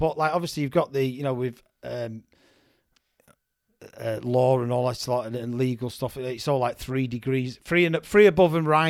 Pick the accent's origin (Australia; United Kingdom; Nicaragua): United Kingdom; Manchester, North West England; Well, I'm from Manchester, but the Tameside area of Manchester.